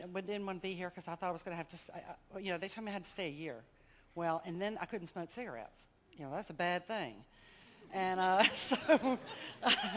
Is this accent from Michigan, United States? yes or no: no; Mobile, Alabama, United States; I'm from Mobile, Alabama